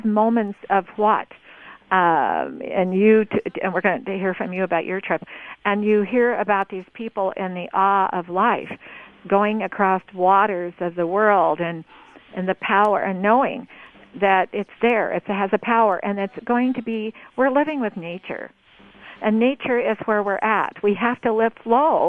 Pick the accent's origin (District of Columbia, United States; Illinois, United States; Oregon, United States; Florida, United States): Oregon, United States; I am from Oregon, audience, I'm sitting in southern Oregon